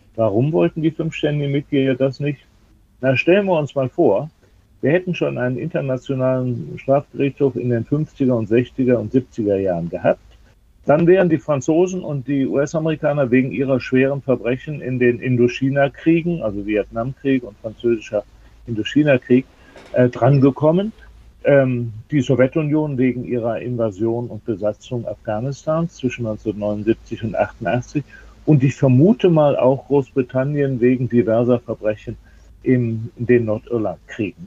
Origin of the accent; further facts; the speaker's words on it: Germany; auch bei uns in Deutschland